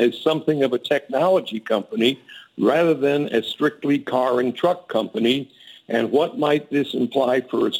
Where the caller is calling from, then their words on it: Eastern Massachusetts, United States; I'm calling from Eastern Massachusetts, home of the world-famous New England Patriots.